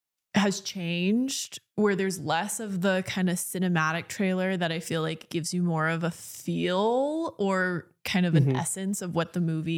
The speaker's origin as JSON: {"language": "English", "country": "Philippines", "said": "Well, so Brandon and I, we're gonna learn Tagalog and Italian because he's Italian, and then I'm obviously Filipino"}